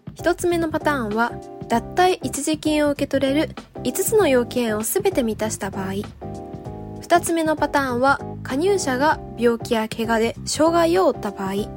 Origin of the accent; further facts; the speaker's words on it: Japan; 私は日本で生まれてこの方4月が年の節目というのが当たり前です